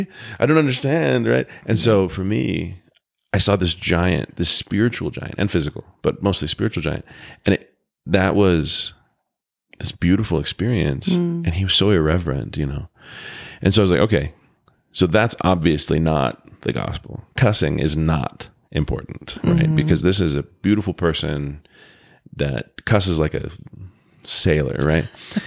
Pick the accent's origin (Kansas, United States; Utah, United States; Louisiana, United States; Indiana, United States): Utah, United States; Provo; born there; I think I was born in Provo. Oh my gosh, I can't believe this is going public. I was born in Utah.